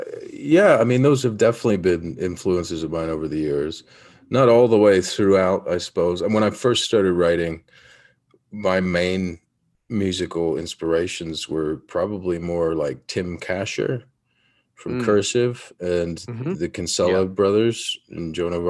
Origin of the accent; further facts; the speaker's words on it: Yellow Springs, Ohio, United States; I come from Yellow Springs, Ohio, first of all, which is 3,000 to 4,000 people.